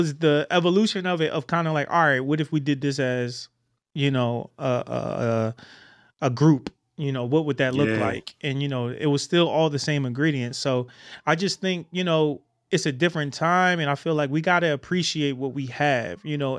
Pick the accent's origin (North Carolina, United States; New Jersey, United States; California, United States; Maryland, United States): New Jersey, United States; I grew up in Jersey and saw the Neo Soul vibe, just being from Jersey, watching everything happening in Philly with, you know, music and ….